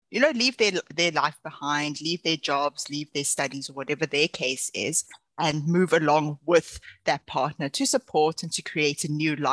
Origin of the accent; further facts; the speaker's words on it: South Africa; moved away as an adult; now in Utrecht, Netherlands; very complicated last name. I'm a South African expat currently living and working in Utrecht, Netherlands.